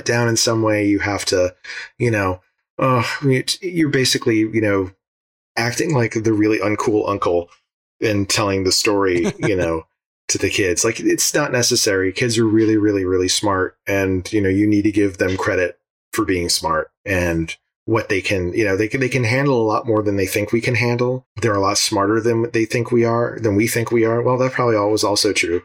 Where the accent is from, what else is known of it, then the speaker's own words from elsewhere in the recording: Rhode Island, United States; when I was growing up in Rhode Island